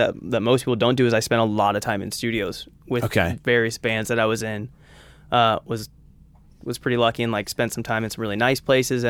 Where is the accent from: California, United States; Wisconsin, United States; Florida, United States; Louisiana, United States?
California, United States; Orange County; I'm from Orange County, California.